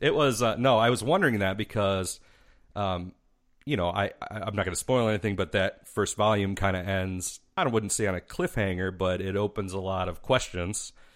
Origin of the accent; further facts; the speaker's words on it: Mazon, Illinois, United States; we're from a little town called Mazan, and that's about a thousand people